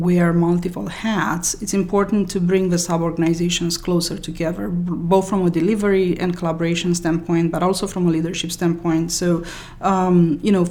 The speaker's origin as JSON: {"language": "English", "country": "Romania", "tie": "born or raised there", "also_born_or_lived": "France", "moved": "as an adult", "lives_now": "United States", "said": "I was born in Romania. My undergrad studies were in computer science in Romania"}